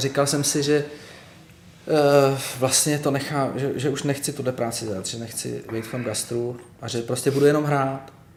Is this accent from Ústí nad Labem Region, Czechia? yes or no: yes; Litoměřice, Ústí nad Labem Region, Czechia; moved away as an adult; also born or lived in village near Most; now in Prague, Czechia; já jsem se narodil v Litoměřicích a rodiče teďka zase bydli v Litoměřicích. Ale když mi bylo 11, tak jsme se přestěhovali do takové vesnice u mostu a tam jsem žil prostě